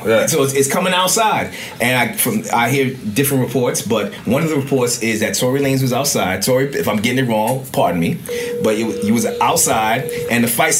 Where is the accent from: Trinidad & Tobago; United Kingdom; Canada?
Trinidad & Tobago; also born or lived in Venezuela; I'm Trinidadian and Venezuelan.